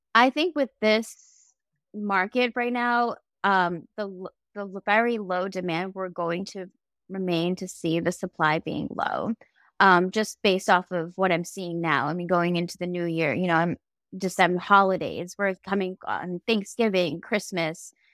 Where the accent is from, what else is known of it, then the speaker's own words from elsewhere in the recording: Boston, Massachusetts, United States; moved away as an adult; moving back home to my hometown in Boston or outside of Boston